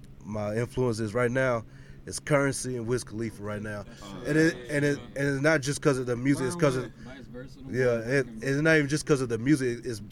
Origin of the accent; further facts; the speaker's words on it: Kentucky, United States; moved away; I'm originally from Kentucky